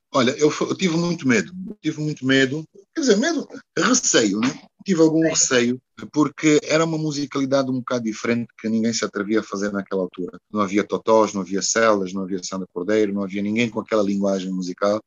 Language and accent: Portuguese; Porto, Norte, Portugal; moved away as an adult; also born or lived in Brazil; now in Luanda, Angola; se eu cresci em Portugal, se eu já vivi no Brasil